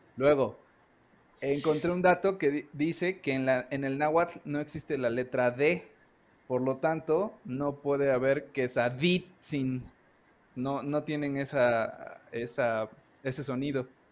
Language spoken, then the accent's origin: Spanish; Veracruz, Mexico; now in Mexico City, Mexico; yo soy originario de Veracruz, pero vivo en el Distrito Federal.